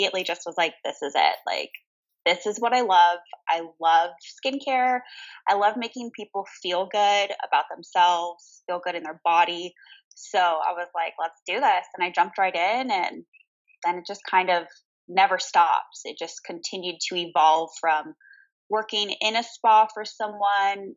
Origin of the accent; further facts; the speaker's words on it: Maryland, United States; now in San Diego, United States; I am originally from Maryland, but I have lived in California and San Diego for, my gosh, like 20 years